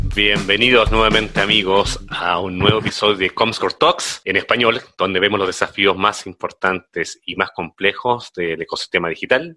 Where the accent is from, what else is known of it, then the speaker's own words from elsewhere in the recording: Chile; moved away as an adult; also born or lived in Peru; now in Mexico; yo soy de Chile, llevo acá en México 12 años